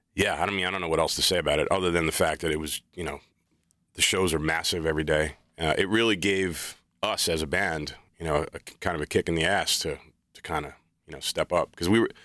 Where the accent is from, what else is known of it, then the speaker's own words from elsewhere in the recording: New York, United States; I'm from New York